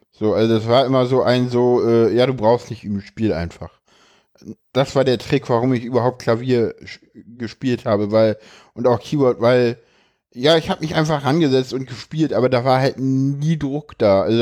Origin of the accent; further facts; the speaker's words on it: Berlin, Germany; ich komme aus Berlin und in Berlin geht die Grundschule bis zur sechsten Klasse.